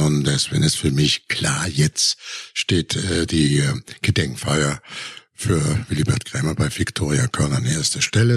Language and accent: German; Germany; wir auch als Deutsche